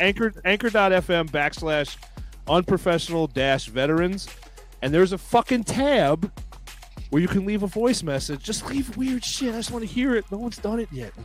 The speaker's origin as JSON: {"language": "English", "country": "United States", "said": "I'm American"}